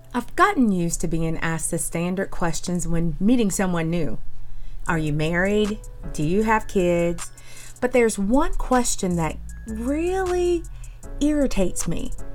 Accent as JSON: {"language": "English", "region": "North Carolina", "country": "United States", "tie": "born or raised there", "said": "I am from North Carolina, born and bred."}